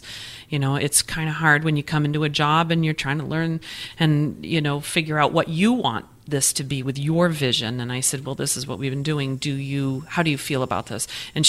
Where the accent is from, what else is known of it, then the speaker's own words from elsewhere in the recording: New England, United States; accent: New England; got my New England accent comes out every once in a while